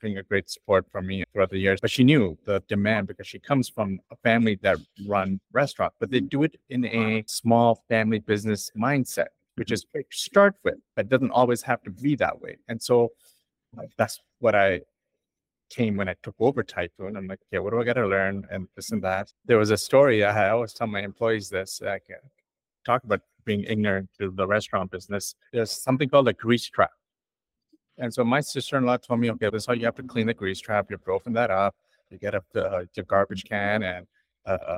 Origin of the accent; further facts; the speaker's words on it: India; also born or lived in Toronto, Canada; now in London, Canada; I'm Indian